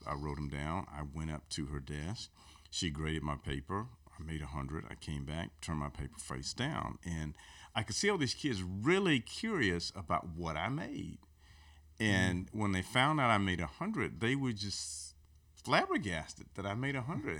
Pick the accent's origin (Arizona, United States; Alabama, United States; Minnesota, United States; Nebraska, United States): Alabama, United States; Aliceville; moved away as an adult; also born or lived in Birmingham; I'm from a place called Aliceville, which is where um, my parents and grandparents were from. I grew up there and uh, moved to Birmingham after I got out of college